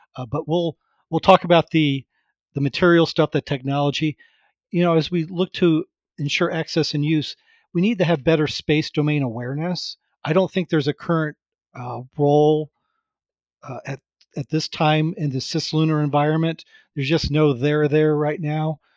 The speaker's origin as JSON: {"language": "English", "region": "Florida", "country": "United States", "tie": "born or raised there", "said": "growing up in Florida and, uh, in the U S"}